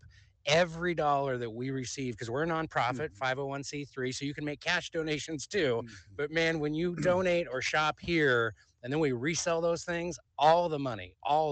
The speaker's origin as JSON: {"language": "English", "town": "Portland", "region": "Oregon", "country": "United States", "tie": "born or raised there", "said": "I grew up in the Portland area, but my dad lived in San Diego for the bulk of my growing up years, and I'd go down to visit him."}